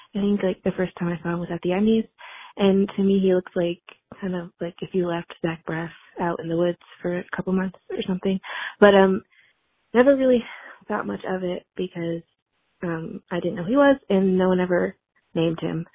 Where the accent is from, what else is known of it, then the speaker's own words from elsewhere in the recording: West Virginia, United States; Jennifer Garner is actually from my hometown